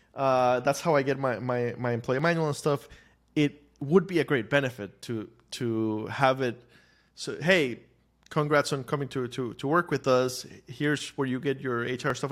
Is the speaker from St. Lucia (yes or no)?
no; Costa Rica; moved away as an adult; now in United States; I grew up in Costa Rica